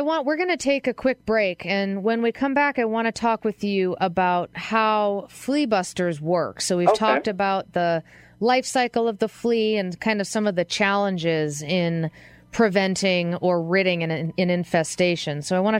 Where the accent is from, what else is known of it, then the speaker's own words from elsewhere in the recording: East Coast, United States; I mean, out here, I'm from the East Coast, and our thing was ticks, which is an entirely different beast.